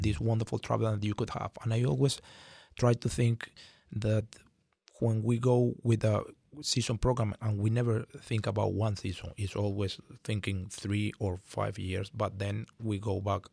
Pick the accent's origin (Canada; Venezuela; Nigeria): Venezuela; moved away as an adult; now in San Diego, United States; I come from Venezuela, and I was lucky enough to be born there